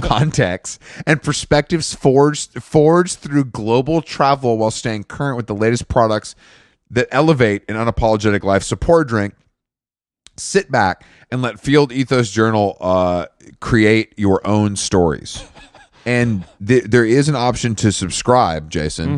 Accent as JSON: {"language": "English", "country": "United States", "said": "as an American"}